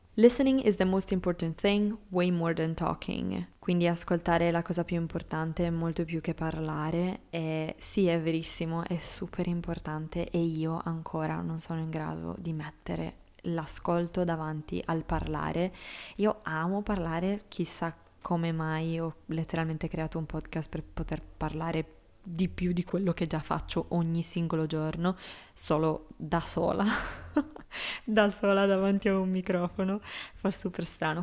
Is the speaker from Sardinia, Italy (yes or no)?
yes; Sardinia, Italy; moved away; il mio paese in Sardegna